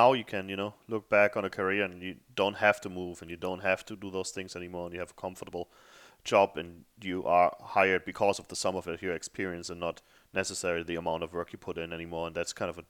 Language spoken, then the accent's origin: English; Germany; moved away as an adult; also born or lived in Africa; I came from a small town in Germany, and it was It was scary somewhat, you know, moving to Africa for a while, but coming over here definitely changed my life.